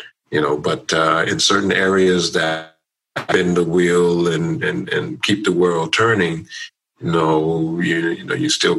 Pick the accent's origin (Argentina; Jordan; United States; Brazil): United States; it's a byproduct of being Black American.